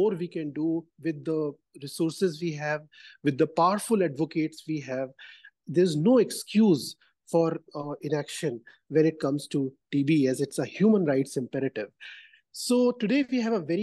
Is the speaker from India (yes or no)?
yes; India; I come from India